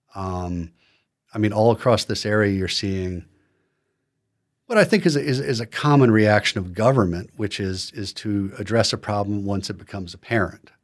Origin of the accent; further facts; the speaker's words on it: Philadelphia, Pennsylvania, United States; moved away; I'm from Philadelphia